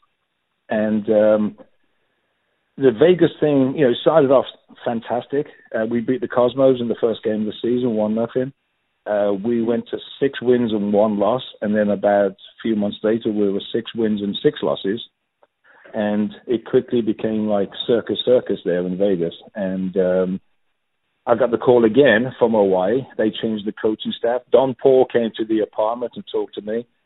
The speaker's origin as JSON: {"language": "English", "town": "Birmingham", "region": "West Midlands", "country": "United Kingdom", "also_born_or_lived": "Los Angeles / Seattle", "moved": "as an adult", "said": "I'm originally from Birmingham"}